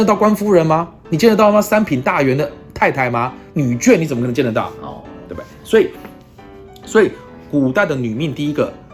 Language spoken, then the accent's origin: Chinese; Taiwan; 我们台湾人